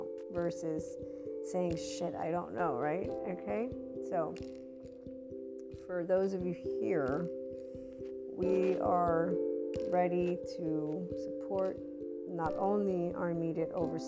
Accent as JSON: {"language": "English", "country": "United States", "also_born_or_lived": "Naples, Italy", "said": "I'm American, Italian, but Neapolitan, that lovely heart, Naples, Italy, my heart, my soul"}